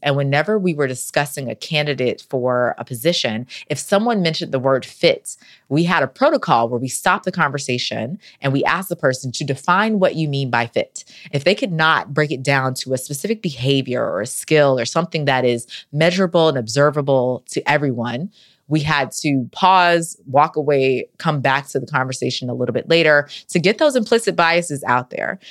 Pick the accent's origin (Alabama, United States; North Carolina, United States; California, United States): North Carolina, United States; I'm from North Carolina